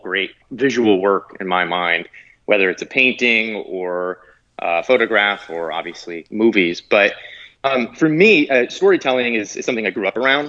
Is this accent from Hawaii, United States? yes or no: no; New Jersey, United States; I grew up in New Jersey